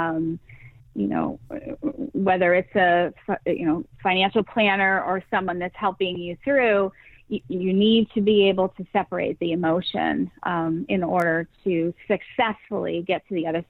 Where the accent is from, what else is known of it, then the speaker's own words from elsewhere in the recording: Massachusetts, United States; moved away as an adult; now in Tampa, United States; I'm originally from Massachusetts. I have moved 14 times during the course of our marriage.